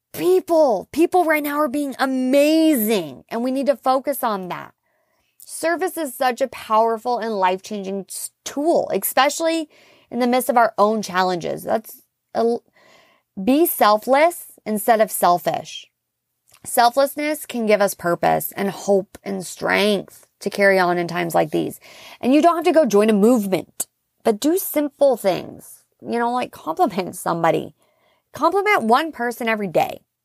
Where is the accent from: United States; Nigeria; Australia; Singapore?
United States; Seattle, Washington; moved away; my family's from the Pacific Northwest. I'm originally from Seattle